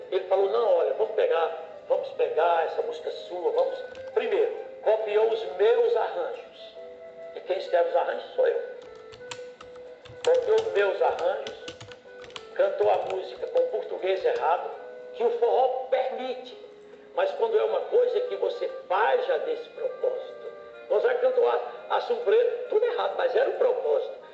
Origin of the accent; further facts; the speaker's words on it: Northeast Region, Brazil; O legítimo ele tem uma continuidade porque ele é a representação de 60 milhões de pessoas que somos nós do Nordeste.